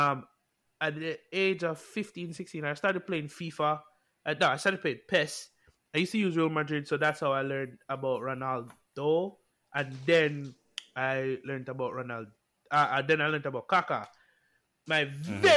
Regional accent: Jamaica; I grew up in Jamaica. For all who don't know, I grew up in Jamaica.

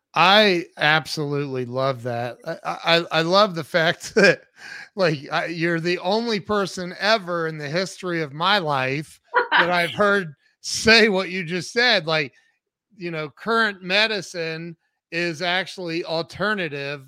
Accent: Ohio, United States; I'm from Ohio

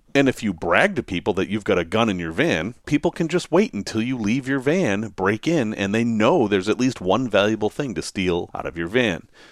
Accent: Massachusetts, United States; I grew up in Massachusetts

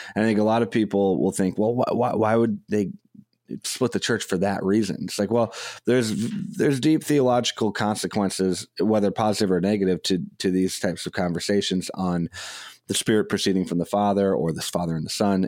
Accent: Madison, Wisconsin, United States; I grew up in Madison, Wisconsin, in the public school system

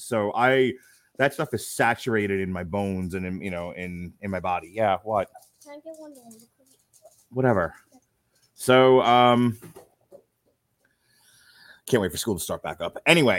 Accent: New York, United States; I grew up in New York, WCBS FM with Cousin Brucey.

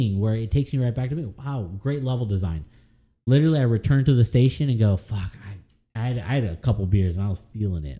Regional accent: United States; I'm from America

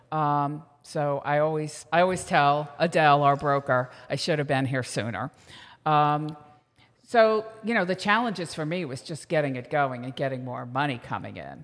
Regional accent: Manasquan, New Jersey, United States; I'm from Manasquan, New Jersey

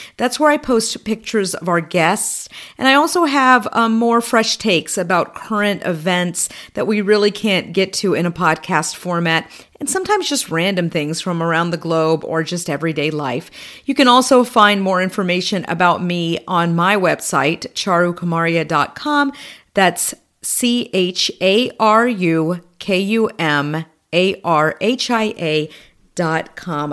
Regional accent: United States; I'm an American of Indian descent, a Hindu. My parents emigrated here in the seventies

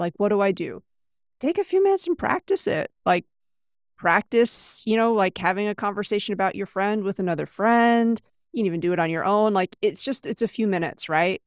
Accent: United States; moved away as an adult; also born or lived in China; I am originally from the US, but I've lived and taught in eight different countries

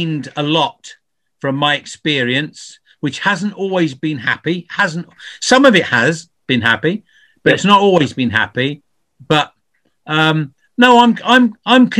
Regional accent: London, United Kingdom; moved away as an adult; now in Wales, United Kingdom; I'm from England. I was born in London, but I've lived in Wales for nearly 50 years.

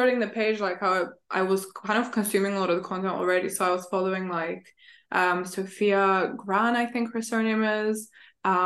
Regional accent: Bulgaria; moved away; I'm back home because I'm originally from Bulgaria. So like I go back

